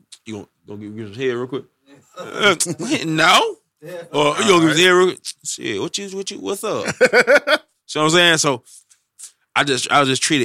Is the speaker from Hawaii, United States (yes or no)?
no; Detroit, Michigan, United States; now in Birmingham, United States; I'm originally from Detroit, but I moved to Birmingham, Alabama